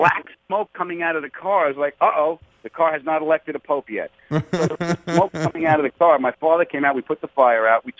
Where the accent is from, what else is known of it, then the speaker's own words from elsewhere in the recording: Long Island, New York, United States; I grew up on Long Island